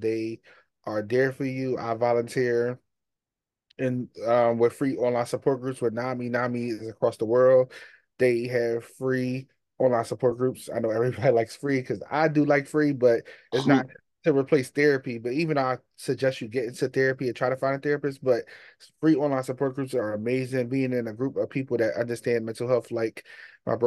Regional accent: Philadelphia, Pennsylvania, United States; I'm from Philly.

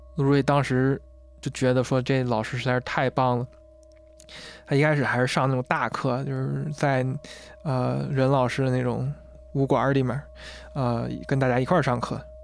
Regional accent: China; 发扬了我国这个传统文化

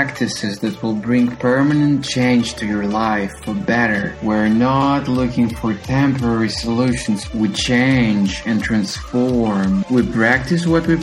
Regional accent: Ukraine; I was born in Ukraine

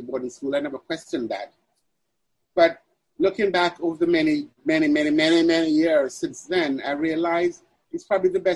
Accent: Mandeville, Manchester, Jamaica; moved away; also born or lived in Kingston, Jamaica; I was raised in Mandeville, Jamaica

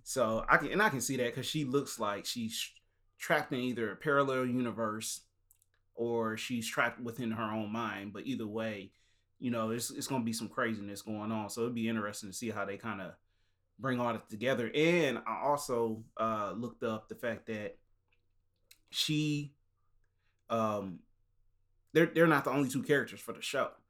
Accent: the South, United States; we from the South

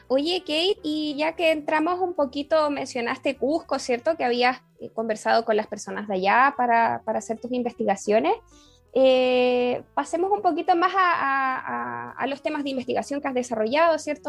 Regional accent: Chile

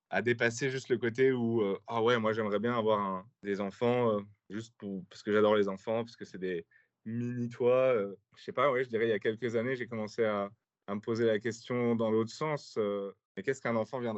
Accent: France; Moi, je suis français

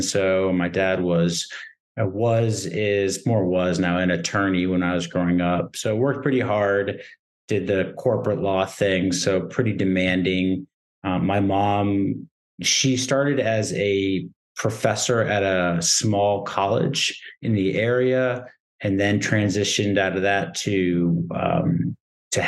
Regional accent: Newton, Massachusetts, United States; moved away as an adult; now in Brooklyn, United States; I grew up right outside Boston in a city called Newton

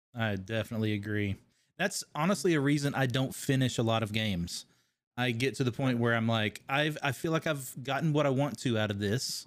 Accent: Kentucky, United States; accent: twang; moved away as an adult; also born or lived in California; Kentucky, originally

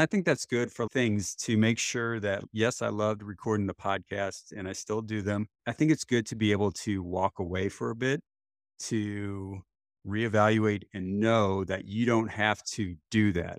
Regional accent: St. Louis, Missouri, United States; I was born and raised in Saint Louis, Missouri. in the United States

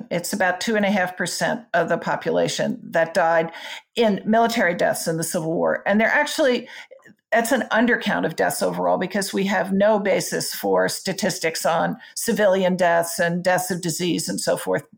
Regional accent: Front Royal, Virginia, United States; I grew up near Front Royal

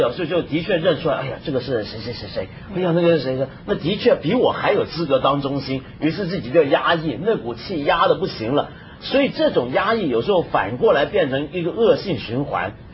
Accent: China; 我们中国人厨房不都是用抹布吗

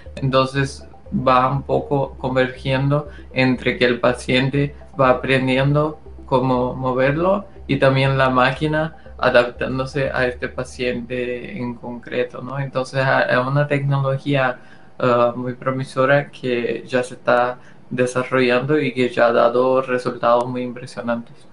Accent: Brazil; Spanish is a second language; moved away; El español no es mi, mi, lengua materna y lo digo eso porque eh, soy brasileño

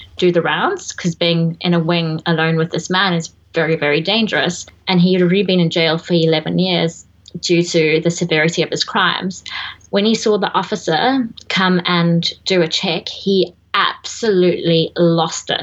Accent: South Africa; moved away; being South African

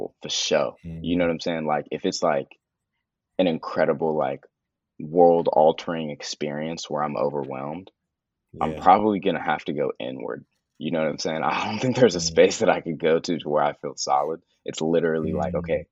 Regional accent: the Bay Area, California, United States; growing up in the Bay

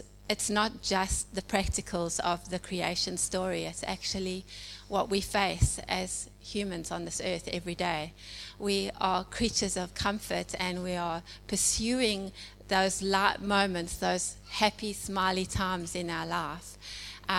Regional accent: South Africa; moved away as an adult; now in Edwardstown, Australia; as you can hear probably from my accent, I'm originally from South Africa

